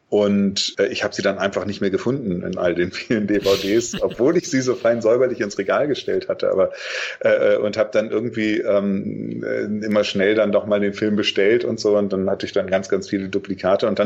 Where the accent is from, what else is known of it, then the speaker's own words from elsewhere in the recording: Lüneburg, Lower Saxony, Germany; äh, und das war so wirklich die Zeit